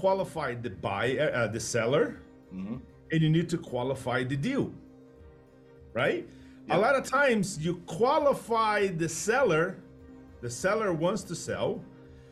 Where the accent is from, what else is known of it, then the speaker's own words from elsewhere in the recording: Brazil; English is a second language; moved away as an adult; also born or lived in United States; now in Puerto Rico; I'm not from the United States, I'm from Brazil. But although I am a Brazilian